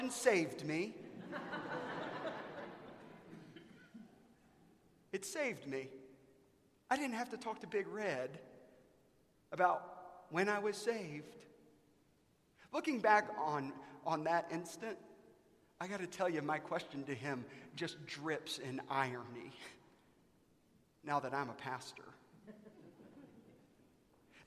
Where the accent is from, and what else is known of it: South Carolina, United States; born or raised there; now in Dallas, United States